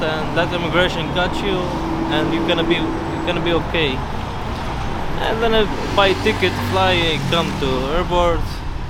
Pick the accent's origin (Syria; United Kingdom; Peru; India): Syria; English is a second language; now in Mexico; I'm from Syria.